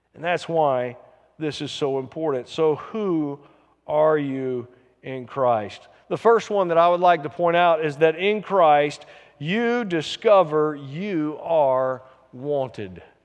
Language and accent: English; the South, United States; I'm from the South